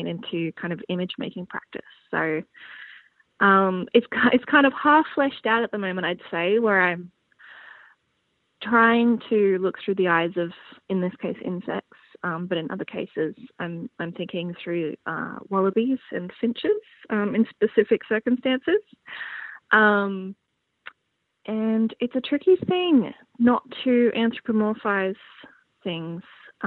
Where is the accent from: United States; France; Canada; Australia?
Australia; Brisbane, Queensland; moved away; I come from Brisbane